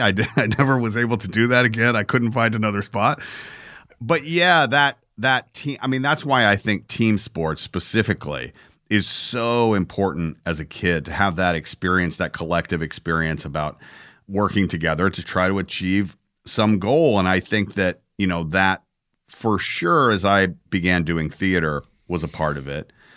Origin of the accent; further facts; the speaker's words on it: Atlanta, Georgia, United States; I grew up in Atlanta